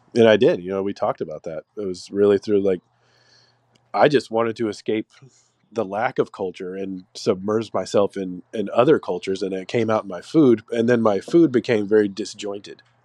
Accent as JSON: {"language": "English", "region": "Texas", "country": "United States", "tie": "born or raised there", "said": "I was born and raised in Texas"}